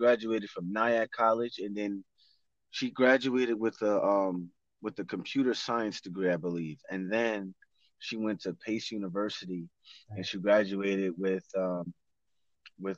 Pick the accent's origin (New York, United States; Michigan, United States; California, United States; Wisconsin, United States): New York, United States; New York City; I am I from the Bronx. I was born and raised in the Bronx